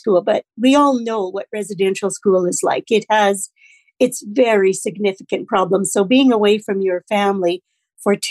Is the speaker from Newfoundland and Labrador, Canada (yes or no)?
no; Saskatoon, Saskatchewan, Canada; I was born in Saskatoon